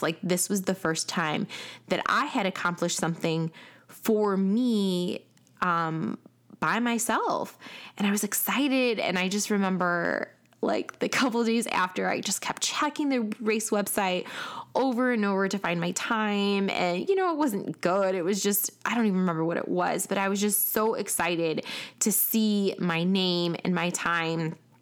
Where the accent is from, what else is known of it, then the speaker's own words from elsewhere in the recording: Chicago, Illinois, United States; now in Atlanta, United States; I am originally from Chicago, uh, and I currently live in Atlanta